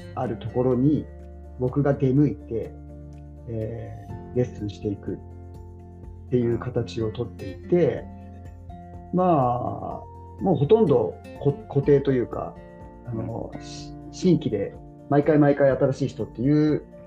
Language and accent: Japanese; Tokyo, Japan; 僕は東京出身だったんで